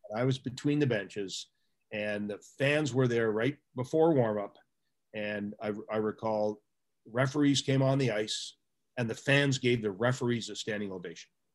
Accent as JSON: {"language": "English", "town": "Pickering", "region": "Ontario", "country": "Canada", "tie": "born or raised there", "said": "I'm a guy from Pickering, Ontario that lived 50 feet from the nuclear power plant with eight reactors"}